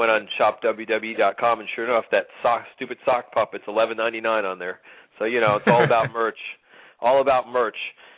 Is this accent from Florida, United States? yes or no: no; New York, United States; as a New Yorker